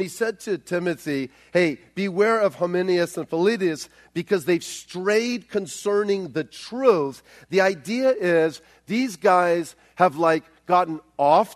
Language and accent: English; Los Angeles, California, United States; moved away; I grew up in the South Bay